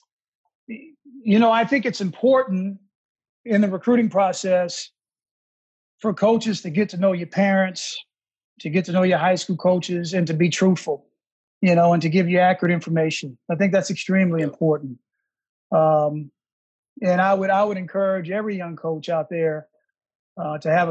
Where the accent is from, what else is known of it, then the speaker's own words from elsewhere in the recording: Houston, Texas, United States; moved away; also born or lived in Washington, D.C. / New York; I grew up in Texas